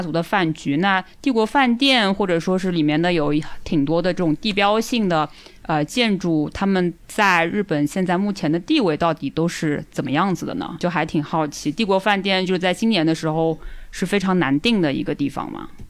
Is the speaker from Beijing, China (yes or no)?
no; Shanghai, China; 我是来自上海郊区的女子